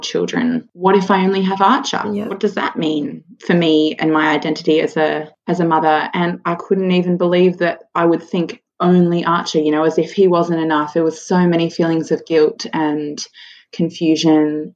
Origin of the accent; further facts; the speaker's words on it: Sydney, New South Wales, Australia; moved away as an adult; now in Central Coast, Australia; I grew up in Sydney, but um, Matt and I moved to the Central Coast two years ago